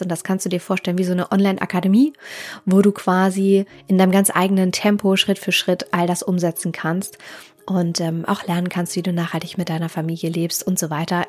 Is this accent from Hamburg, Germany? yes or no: yes; Hamburg, Germany; ich komme aus Hamburg